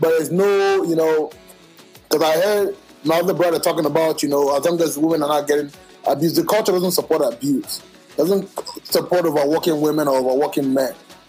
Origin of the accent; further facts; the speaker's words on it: Nigeria; I'm speaking from the Igbo culture because I'm an Igbo man, right?